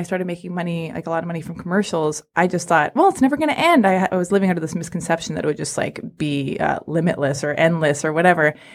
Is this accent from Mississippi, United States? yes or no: no; Los Angeles, California, United States; I was born and raised in Hollywood